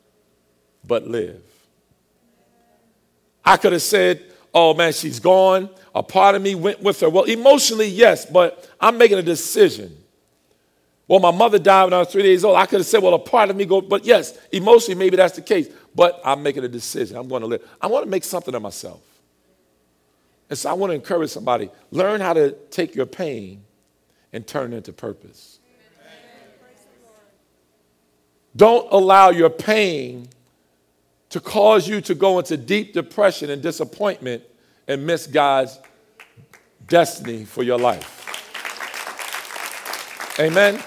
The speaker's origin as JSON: {"language": "English", "town": "Linden", "region": "New Jersey", "country": "United States", "tie": "born or raised there", "said": "I grew up in Linden, New Jersey"}